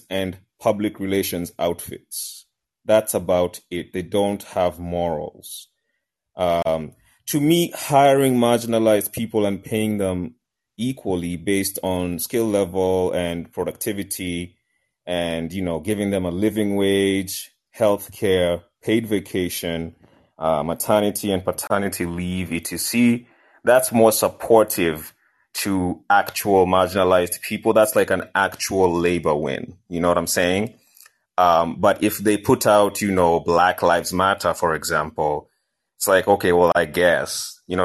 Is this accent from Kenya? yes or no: yes; Kenya; moved away; I'm Kenyan